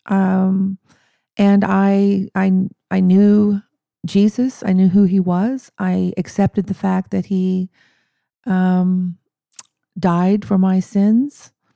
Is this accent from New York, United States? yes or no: no; Madill, Oklahoma, United States; I grew up in Medill, um, uh, which is just a few miles from Durant